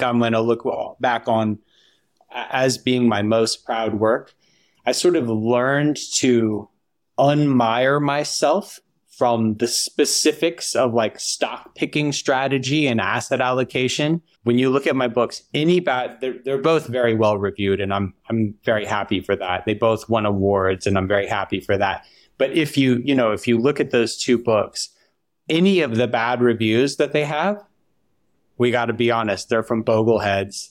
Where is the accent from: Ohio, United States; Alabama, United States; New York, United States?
Alabama, United States; Huntsville; moved away as an adult; I grew up in Huntsville, Alabama, which is kind of like nerd central